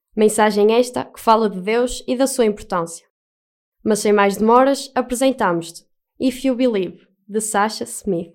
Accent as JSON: {"language": "Portuguese", "town": "Castelo de Paiva", "region": "Aveiro District", "country": "Portugal", "said": "sou de Castelo de Paiva, mais propriamente da paróquia de São Miguel de Bairros."}